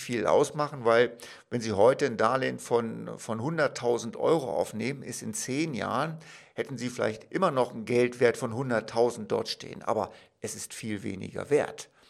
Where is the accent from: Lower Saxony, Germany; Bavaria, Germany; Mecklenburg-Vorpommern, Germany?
Lower Saxony, Germany; Wolfsburg; Ich komme zum Beispiel aus Wolfsburg, eine wunderbare Stadt, klar bin ich auch geboren